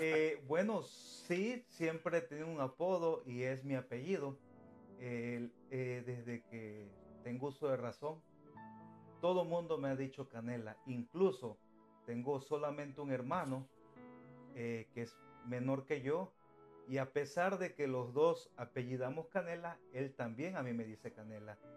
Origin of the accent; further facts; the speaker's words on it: Cosamaloapan, Veracruz, Mexico; moved away as an adult; also born or lived in Mexico City, Mexico; now in United States; soy mexicano. soy de de un estado de México que se llama Veracruz y vengo siendo de un municipio que se llama Cosamaloapan Cosamaloapan Veracruz, México. Y bueno, y nací ahí en Cosamaloapan pero me, parte de mi vida eh, la viví en, el Distrito Federal